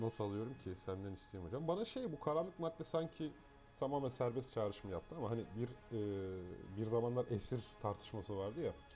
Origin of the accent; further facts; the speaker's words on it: Eskişehir, Turkey; now in Istanbul, Turkey; ben de Eskişehirliyim